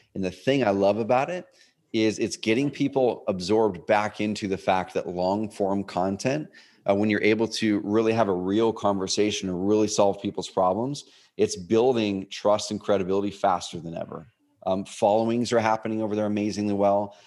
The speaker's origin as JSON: {"language": "English", "region": "Oregon", "country": "United States", "tie": "born or raised there", "also_born_or_lived": "Portland, Oregon", "lives_now": "Roseburg, United States", "said": "I grew up in Oregon, a s, another small town, like three hours o-, on the other side of the Cascades."}